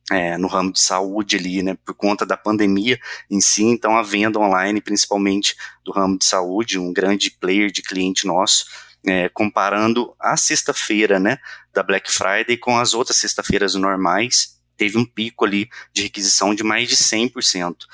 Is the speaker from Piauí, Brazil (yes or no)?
no; Minas Gerais, Brazil; Sou mineiro